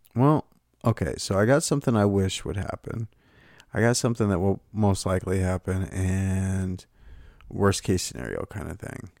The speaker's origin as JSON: {"language": "English", "region": "Texas", "country": "United States", "tie": "born or raised there", "said": "I grew up in Texas"}